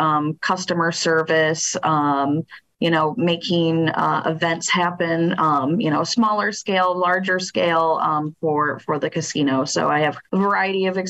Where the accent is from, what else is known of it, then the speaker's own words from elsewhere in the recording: Dowagiac, Michigan, United States; also born or lived in Kalamazoo, Michigan; So I grew up in Dowagiac. So I'm a local person in Southwest Michigan.